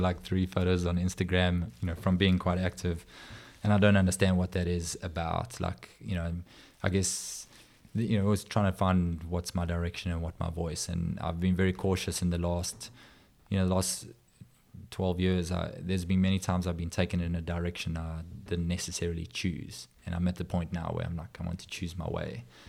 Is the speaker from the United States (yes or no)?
no; South Africa; also born or lived in Johannesburg / Durban; as a South African